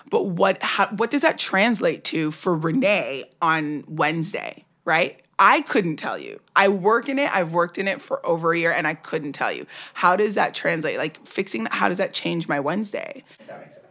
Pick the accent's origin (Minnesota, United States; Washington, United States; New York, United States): New York, United States; New York City; I grew up in New York.